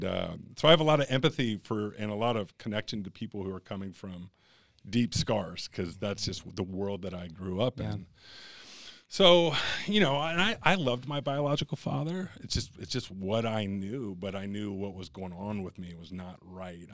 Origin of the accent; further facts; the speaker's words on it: Kentucky, United States; also born or lived in Cincinnati, Ohio; So Cincinnati, right across the river is Kentucky. So I actually grew up in Kentucky.